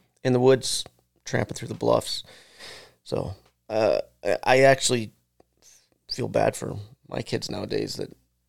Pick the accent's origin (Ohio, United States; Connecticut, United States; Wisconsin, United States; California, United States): Wisconsin, United States; I started school in Wisconsin, Gay Electric Tremplo School District.